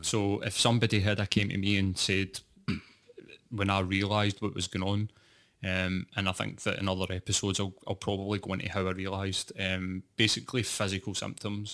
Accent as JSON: {"language": "English", "region": "Scotland", "country": "United Kingdom", "said": "I was working class and I was from Scotland"}